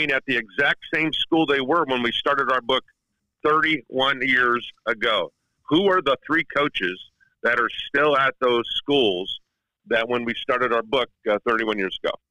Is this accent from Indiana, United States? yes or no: yes; Indiana, United States; growing up in Northwest Indiana, here's an interesting thing.